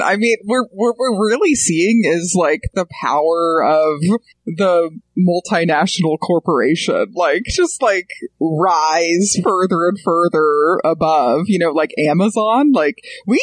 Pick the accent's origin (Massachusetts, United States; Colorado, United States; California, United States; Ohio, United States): Colorado, United States; Colorado Springs; moved away; also born or lived in Queens, New York; I grew up in Colorado Springs, which is one of the most conservative cities in America